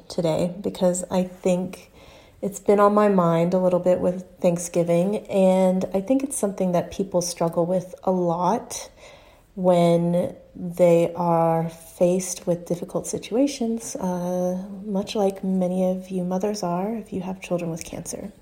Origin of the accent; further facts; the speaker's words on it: Houston, Texas, United States; moved away as an adult; go back to my hometown, Houston, Texas, and spend some time with my family